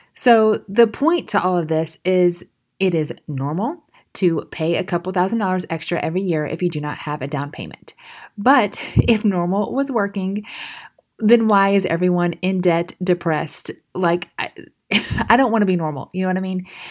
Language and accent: English; United States; We're very independent as American culture specifically